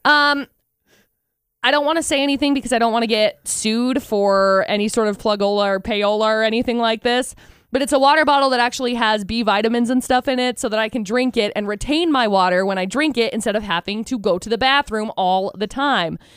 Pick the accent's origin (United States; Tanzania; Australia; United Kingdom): United States; Tremont; I grew up in Tremont